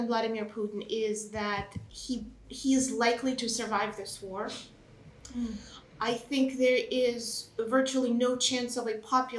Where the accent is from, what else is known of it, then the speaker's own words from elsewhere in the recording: United States; I'm American, of course, and so I'm coming at it as an American analyst.